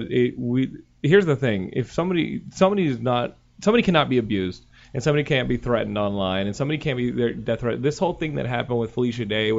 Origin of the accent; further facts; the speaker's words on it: Texas, United States; now in California, United States; I'm from Texas